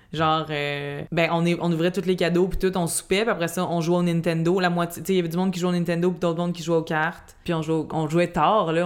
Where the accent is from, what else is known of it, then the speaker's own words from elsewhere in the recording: Laval, Quebec, Canada; on était chez nous à Fabreville